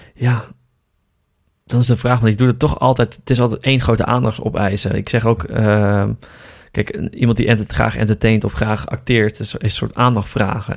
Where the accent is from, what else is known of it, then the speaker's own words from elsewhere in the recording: Appingedam, Groningen, Netherlands; moved away as an adult; now in Amsterdam, Netherlands; Ik kom uit Groningen oorspronkelijk. Uit een, uit een stadje slash dorpje. Appingedam.